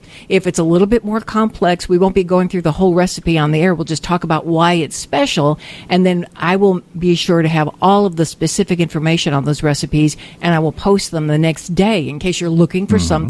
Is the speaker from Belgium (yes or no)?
no; West Tennessee, United States; moved away; I'm from West Tennessee, the Flatlands.